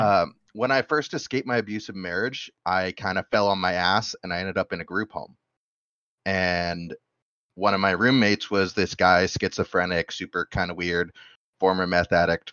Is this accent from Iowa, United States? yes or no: no; Bozeman, Montana, United States; moved away; I'm from Bozeman